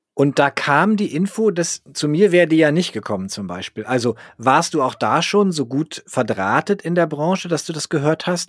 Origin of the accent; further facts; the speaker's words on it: Northern Germany, Germany; als Norddeutscher wie ich